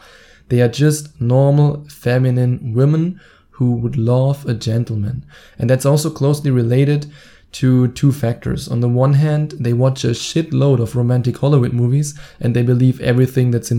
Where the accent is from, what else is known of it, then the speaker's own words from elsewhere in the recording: Germany; my home country, Germany